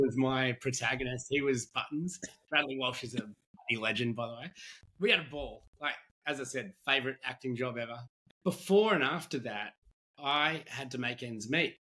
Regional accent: Australia; as an Australian

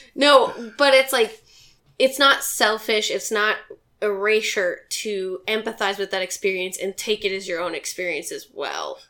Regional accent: Montana, United States; now in Portland, United States; I'm from Montana

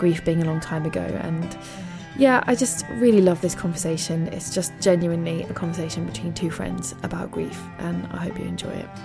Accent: England, United Kingdom; Apologies for being so English about it all

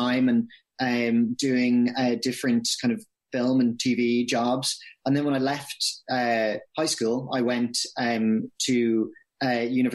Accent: Dublin, Leinster, Ireland; moved away as an adult; also born or lived in London; I grew up in Dublin. Yeah, right in the city center, pretty much

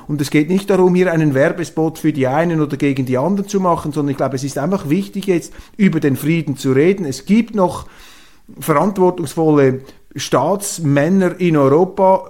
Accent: Switzerland; Als Schweizer

